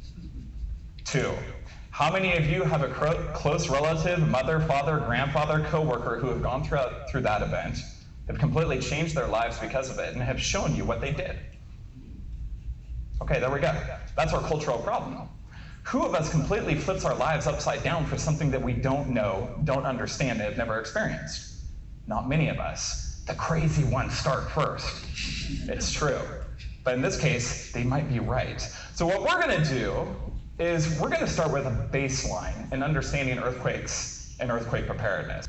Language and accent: English; Klamath Falls, Oregon, United States; I'm a native Oregonian, born and raised in Klamath Falls.